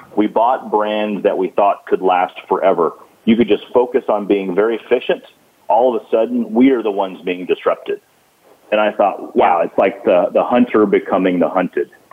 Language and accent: English; Gulf Coast, United States; I grew up on the Gulf Coast